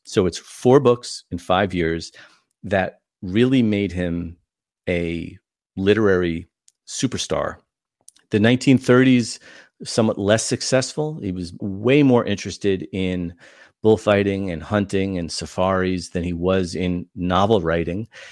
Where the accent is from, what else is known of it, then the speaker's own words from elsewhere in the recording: New York, United States; now in Indiana, United States; I'm from New York